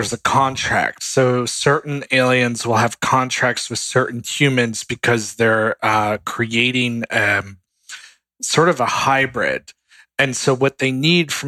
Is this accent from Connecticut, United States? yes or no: yes; Connecticut, United States; also born or lived in New York / Virginia; now in Los Angeles, United States; the areas that I lived growing up in Connecticut